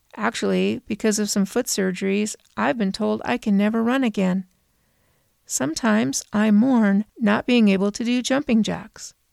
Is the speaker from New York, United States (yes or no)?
no; Southern California, United States; I'm from Southern California